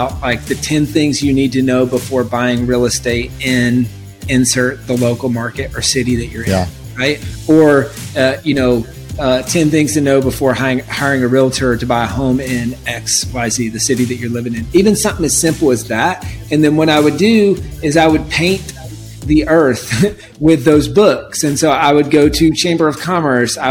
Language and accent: English; South Carolina, United States; also born or lived in California; now in Austin, United States; Originally from South Carolina